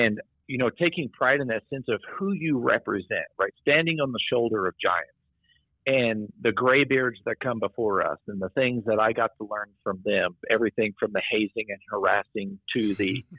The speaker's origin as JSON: {"language": "English", "region": "Midwest", "country": "United States", "tie": "born or raised there", "said": "growing up in the Midwest in a, you know, cornfield, old coal mining town"}